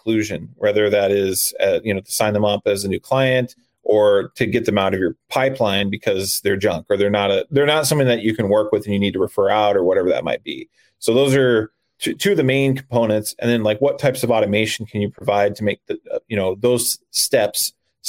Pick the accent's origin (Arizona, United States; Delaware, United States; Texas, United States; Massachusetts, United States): Arizona, United States; moved away as an adult; I'm originally from Arizona, but I am a full-time RVer.